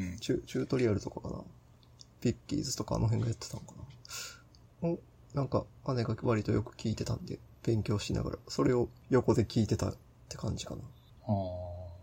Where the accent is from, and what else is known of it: Kansai, Japan; born or raised there